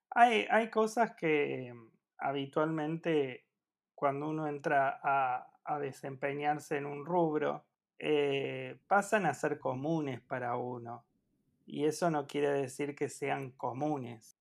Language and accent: Spanish; Córdoba, Argentina; soy de Córdoba, por si no se notó